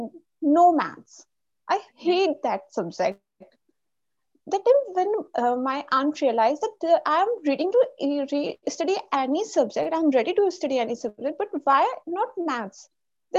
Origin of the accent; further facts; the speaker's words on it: India; I'm from India